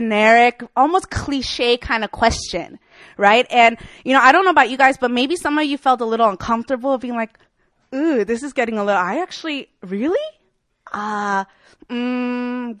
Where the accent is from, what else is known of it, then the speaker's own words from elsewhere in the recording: Chicago, Illinois, United States; now in Seoul, South Korea; I'm from Chicago, Illinois